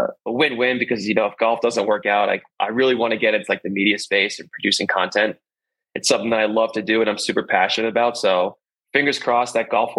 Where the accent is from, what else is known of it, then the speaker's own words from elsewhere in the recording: Northeast, United States; moved away; Growing up in the Northeast, playing a lot of golf in Long Island and the Hamptons